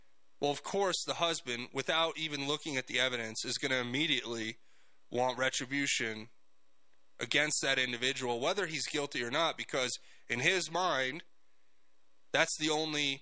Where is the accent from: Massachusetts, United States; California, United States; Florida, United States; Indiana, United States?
Florida, United States; South; I grew up in South Florida